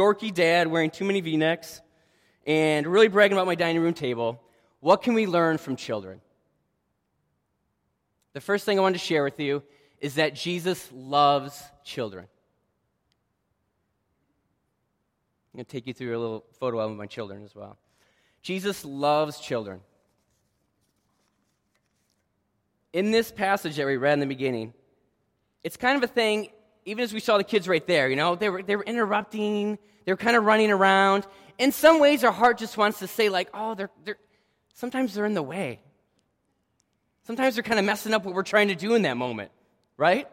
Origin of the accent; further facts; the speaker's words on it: Michigan, United States; moved away; I was born and raised in Michigan